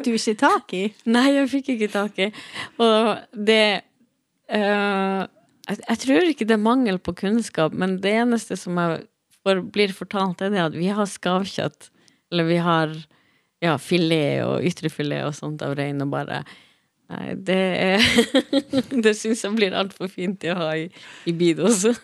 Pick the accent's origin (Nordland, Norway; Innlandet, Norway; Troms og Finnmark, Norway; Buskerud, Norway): Troms og Finnmark, Norway; moved away as an adult; now in Bergen, Norway; Jeg, jeg, var født og oppvokst i Finnmark og, og flytta til Bergen i 2017.